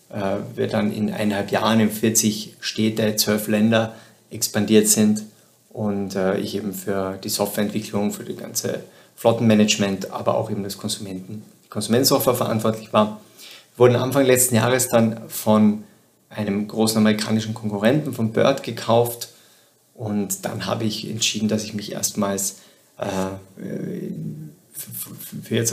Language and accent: German; southern Austria, Austria; Ich komme ursprünglich aus Südösterreich, und habe während der Schule schon begonnen mit Webentwicklung und Webdesign